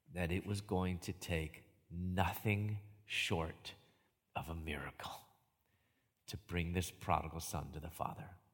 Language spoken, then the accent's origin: English; Chicago, Illinois, United States; moved away as an adult; also born or lived in Louisville / Atlanta; I moved from Chicago, where I'm from, down to Louisville